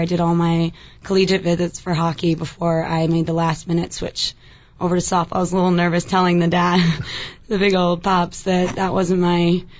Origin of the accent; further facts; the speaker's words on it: Buffalo, New York, United States; Well, I grew up in New York because my dad played and coached for the Buffalo Sabres.